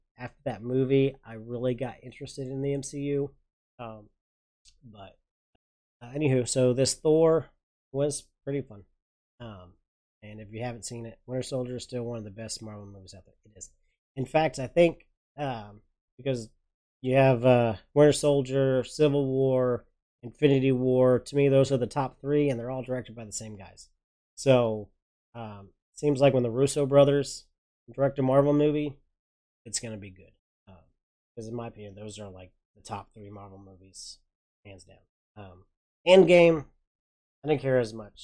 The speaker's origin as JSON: {"language": "English", "region": "Oklahoma", "country": "United States", "also_born_or_lived": "Porter, Texas", "said": "I'm from Oklahoma"}